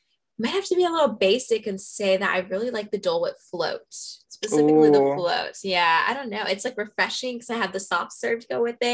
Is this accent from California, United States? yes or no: yes; Los Angeles, California, United States; I was born and raised here in Los Angeles, California